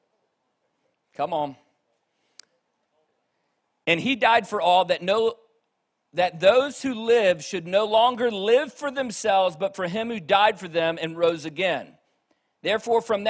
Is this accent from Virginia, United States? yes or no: yes; Virginia, United States; moved away; also born or lived in Reading; I grew up in Virginia, where you could throw a rock and hit three churches by accident